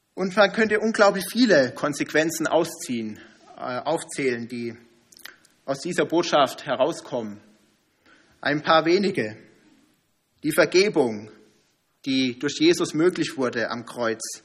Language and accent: German; Germany; als Deutsche